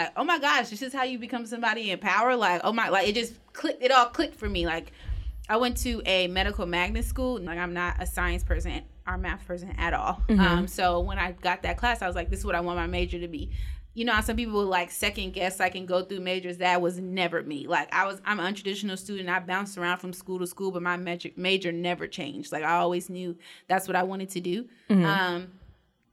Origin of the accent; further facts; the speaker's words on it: Los Angeles, California, United States; I'm originally from Los Angeles, California, South Central